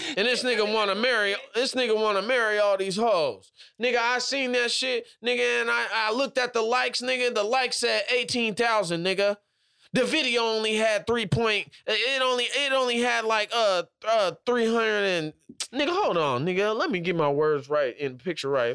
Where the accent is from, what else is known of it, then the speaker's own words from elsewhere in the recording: Washington, United States; I'm from all the way on the other side, Washington